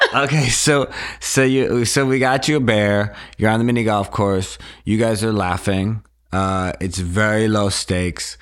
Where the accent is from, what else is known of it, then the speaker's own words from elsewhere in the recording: Wisconsin, United States; moved away; I would go home. I'm from Wisconsin.